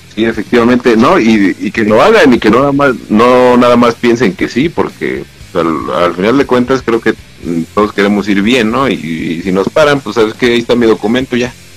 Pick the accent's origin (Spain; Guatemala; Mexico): Mexico; tenemos esa costumbre, ¿no? Como mexicanos